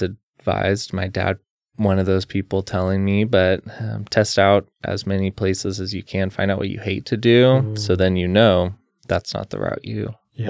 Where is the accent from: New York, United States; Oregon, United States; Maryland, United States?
Oregon, United States; Salem; I was born in Salem, Oregon, grew up here my whole life.